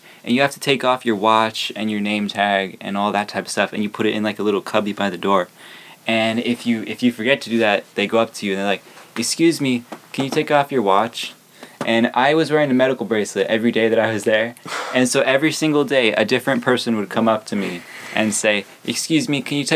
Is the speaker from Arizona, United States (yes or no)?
yes; Arizona, United States; I'm from Arizona